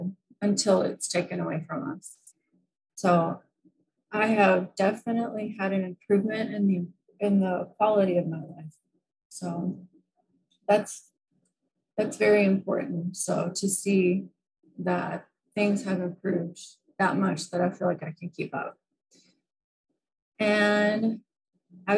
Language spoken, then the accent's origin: English; United States; moved away; I'm from the United States